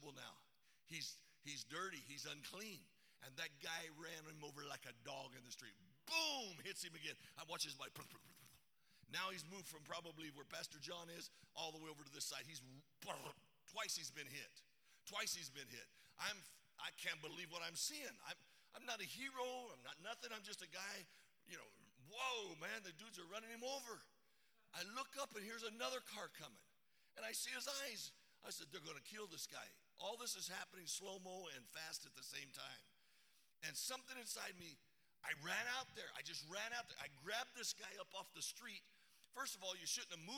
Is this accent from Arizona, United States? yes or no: yes; Arizona, United States; I'm from Arizona